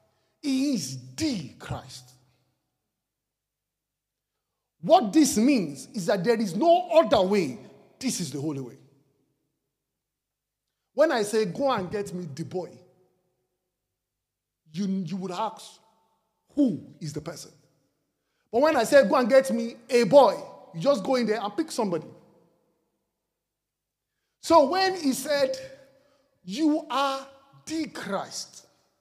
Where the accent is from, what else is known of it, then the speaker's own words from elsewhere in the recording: Nigeria; I am Nigerian because I come from Nigeria.